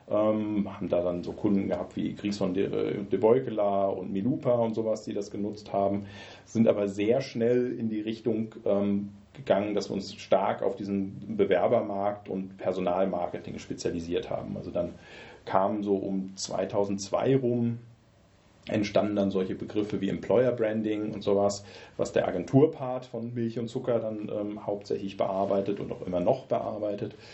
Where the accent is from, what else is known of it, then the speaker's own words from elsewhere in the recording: Osnabrück, Lower Saxony, Germany; now in Gießen, Germany; ich komme ursprünglich aus Osnabrück, das ist so Südniedersachsen, geografische Einordnung, bin 93 äh, aufgrund Studiums äh, nach Gießen gekommen, habe Physik studiert hier in Gießen